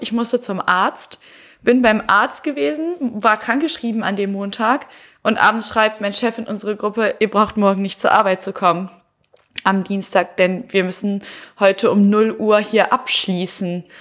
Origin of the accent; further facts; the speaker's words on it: Heinsberg, North Rhine-Westphalia, Germany; ich komme sogar noch aus Heinsberg